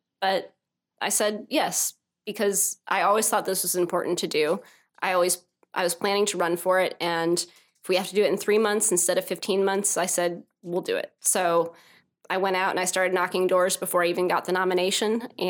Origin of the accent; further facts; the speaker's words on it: Kirksville, Missouri, United States; now in Lee's Summit, United States; so I grew up in Kirksville, Northeast Missouri, went to Truman.